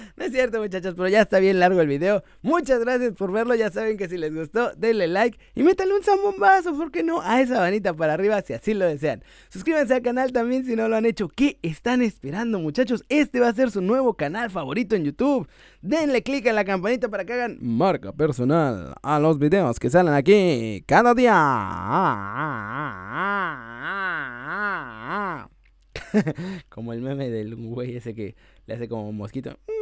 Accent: Mexico; como mexicanos

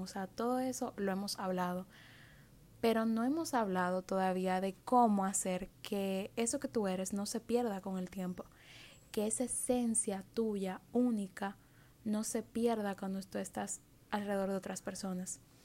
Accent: Dominican Republic; en mi país

